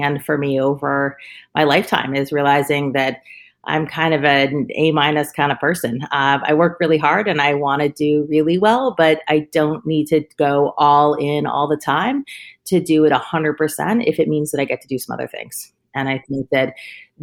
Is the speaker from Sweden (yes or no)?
no; Vermont, United States; I was a girl from Vermont